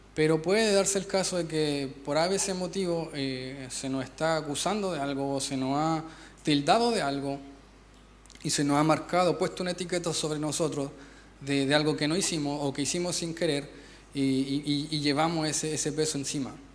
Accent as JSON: {"language": "Spanish", "country": "Chile", "said": "nosotros somos los villanos de Latinoamérica"}